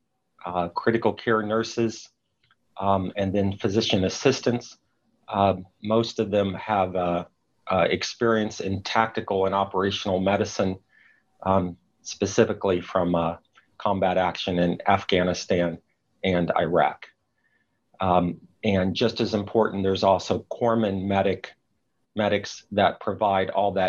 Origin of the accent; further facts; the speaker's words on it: Chattanooga, Tennessee, United States; moved away as an adult; also born or lived in Southern California; I grew up near Chattanooga, Tennessee, went off to medical school at age 19 in Southern California.